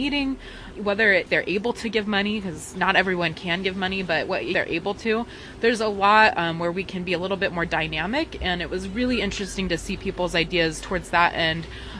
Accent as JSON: {"language": "English", "town": "Shoreline", "region": "Washington", "country": "United States", "said": "I'm with the Seattle DSA. I am actually one of Seattle's co-chairs, and I actually range from the hinterlands of Seattle shoreline for folks who are unfamiliar."}